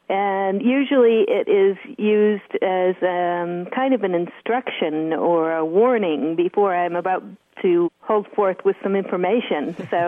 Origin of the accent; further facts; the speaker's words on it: Adirondack Mountains, New York, United States; I'm from the Adirondack Mountains in New York State.